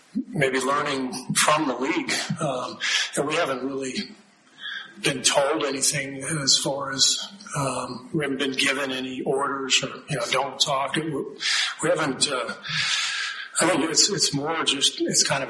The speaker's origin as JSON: {"language": "English", "country": "United States", "said": "I love being an American. That's why I love my country."}